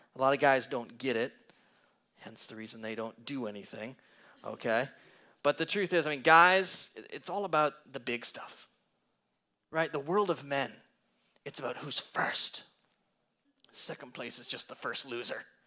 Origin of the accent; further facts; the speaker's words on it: Green Bay, Wisconsin, United States; I come from Green Bay, Wisconsin